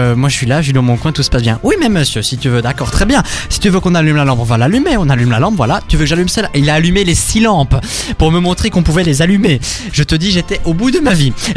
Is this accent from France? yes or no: no; Arlon, Wallonia, Belgium; je venais d'Arlon